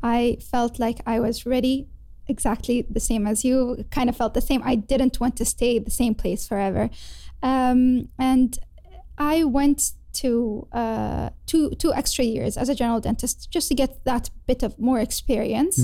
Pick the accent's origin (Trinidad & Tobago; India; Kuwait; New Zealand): Kuwait; moved away as an adult; also born or lived in Leeds, United Kingdom; now in London, United Kingdom; I had to go back home to my home country, which is in Kuwait